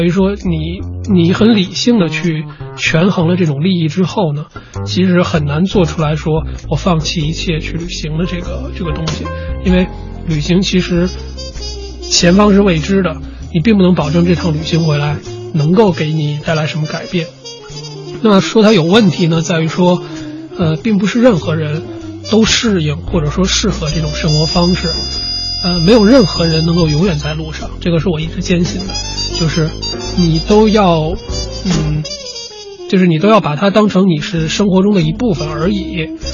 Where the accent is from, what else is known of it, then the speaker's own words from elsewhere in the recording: Beijing, China; 我自己呢，是北方人，我是北京人